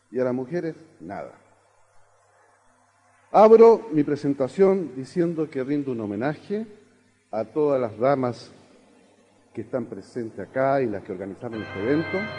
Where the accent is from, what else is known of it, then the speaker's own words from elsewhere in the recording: Chile; soy chileno.